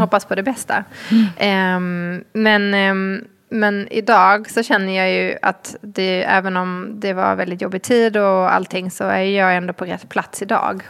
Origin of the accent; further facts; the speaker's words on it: Malmö, Skåne, Sweden; jag kommer ju från Malmö så det var en ganska liten skola